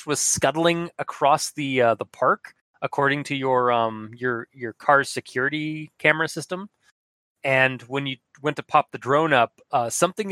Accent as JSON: {"language": "English", "country": "Canada", "said": "we're Canadian"}